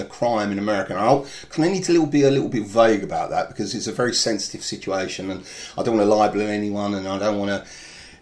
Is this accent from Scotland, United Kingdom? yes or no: no; Enfield, London, United Kingdom; It's in my hometown.